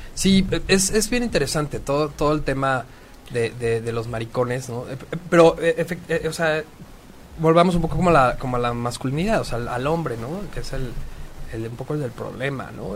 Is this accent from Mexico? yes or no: yes; Mexico; los hijos de la de la chingada que somos los mexicanos